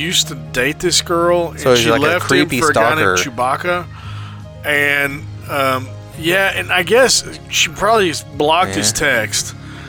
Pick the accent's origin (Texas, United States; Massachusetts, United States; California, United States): Texas, United States; Dallas; I'm from Oak Cliff.